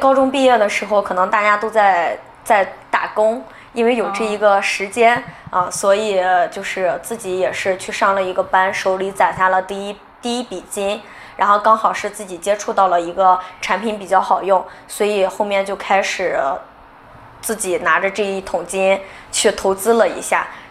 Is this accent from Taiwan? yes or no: no; Qingdao, Shandong, China; 我是青岛人，然后我们家就是黄岛的，然后也在青岛上的大学，所以就毕业了以后也是比较喜欢自己的城市，就留在青岛了。